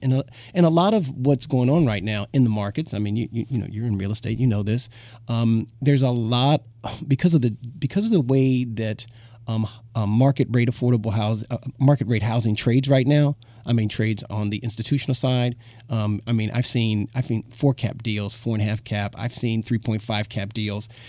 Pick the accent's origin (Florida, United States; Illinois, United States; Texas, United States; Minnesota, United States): Illinois, United States; Chicago; moved away; I grew up in Chicago, um, part of my life